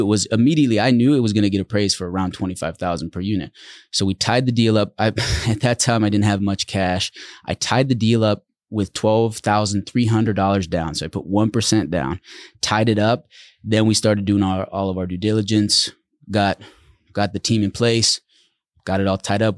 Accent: Netherlands; moved away; also born or lived in Central Oregon; We grew up in the Netherlands

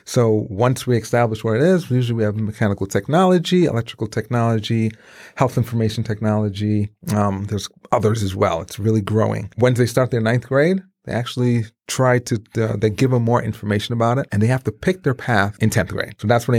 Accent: Brooklyn, New York, United States; My parents moved to Brooklyn, New York. Mm-hmm. I grew up in Brooklyn, great adventure, great time, and saw how the city life was, yes.

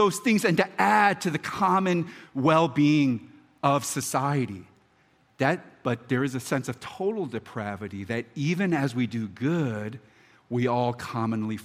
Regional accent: Philadelphia, Pennsylvania, United States; now in Baltimore, United States; I'm from Philadelphia, and I'm now, obviously, I'm a homer in Baltimore.

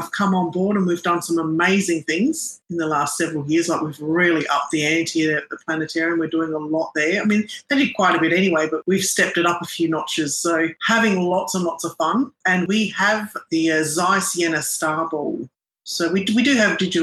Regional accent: Adelaide, South Australia, Australia; first language Arabic; also born or lived in Melbourne, Victoria / Lebanon (ancestry); I was born in Melbourne. I was born in Fitzroy, and then we lived in Lygon Street in Carlton. And then my parents moved to Adelaide. We went to down near Port Noarlunga and Morphavale, down south of Adelaide

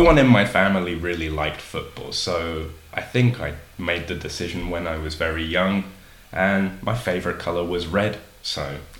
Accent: London, United Kingdom; moved away as an adult; now in Seville, Spain; London. South London, to be precise. But yeah, London.

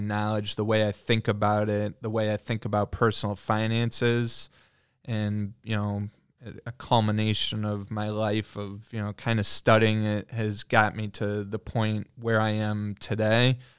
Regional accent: New Hampshire, United States; born there; now in Michigan, United States; For me personally, I've lived in a few different places than just Michigan. I was born in New Hampshire.

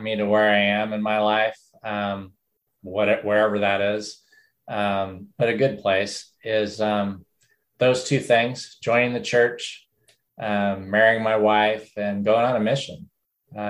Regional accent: Albany, New York, United States; moved away as an adult; now in Redding, United States; I grew up in upstate New York. I was born down in New York City, but grew up in Albany primarily

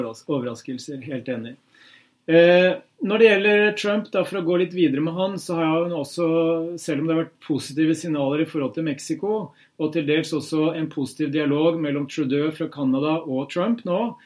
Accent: Hamar, Innlandet, Norway; moved away; hjemme på Hamar

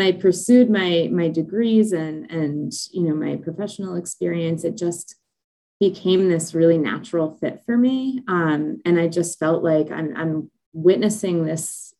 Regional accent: Ocean County, New Jersey, United States; I grew up in Ocean County

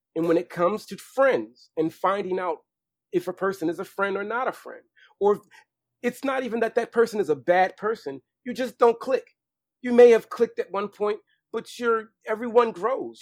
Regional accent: Baltimore, Maryland, United States; I knew fashion was something big growing up in Baltimore

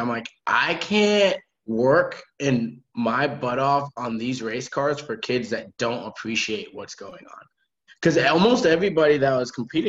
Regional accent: New England, United States; But I wouldn't replace growing up in New England with growing up anywhere. I think New England teaches you a lot about how to community, right?

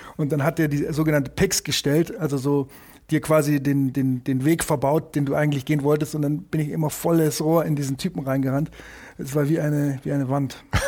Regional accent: Munich, Bavaria, Germany; also born or lived in New York; ich bin hier im Olympiadorf aufgewachsen in, in München

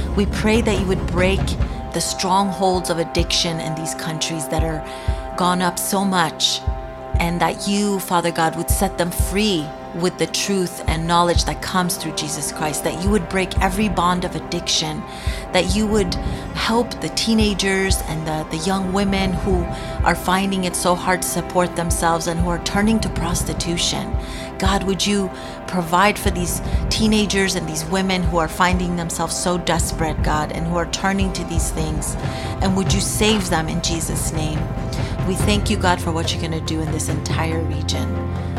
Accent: Iran; I am from Iran

